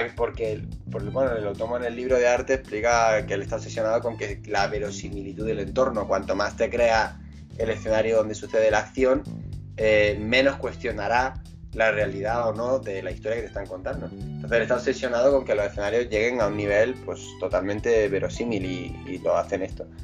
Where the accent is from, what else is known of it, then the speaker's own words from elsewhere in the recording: Granada, Andalusia, Spain; somos de Granada